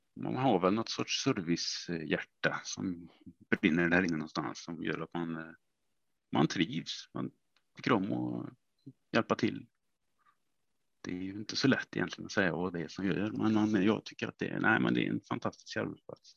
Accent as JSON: {"language": "Swedish", "town": "Vänersborg", "region": "Västra Götaland", "country": "Sweden", "said": "Jag är ju från eh, Vänersborg från början"}